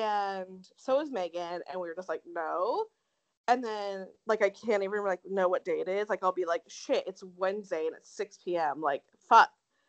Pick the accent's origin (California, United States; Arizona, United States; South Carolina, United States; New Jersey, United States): Arizona, United States; Tempe; accent: SoCal; I know that I talk like a SoCal person because I grew up in Tempe, and that's just like how all of us talk there.